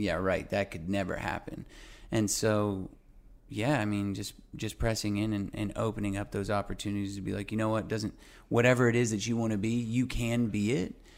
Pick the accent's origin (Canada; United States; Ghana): United States; Albuquerque, New Mexico; now in Los Angeles, United States; my hometown of Albuquerque, New Mexico